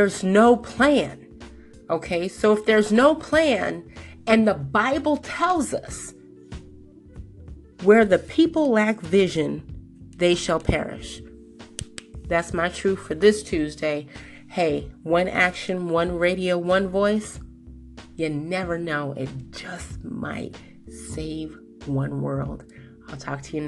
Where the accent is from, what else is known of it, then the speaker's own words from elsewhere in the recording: Colorado, United States; my hometown of Colorado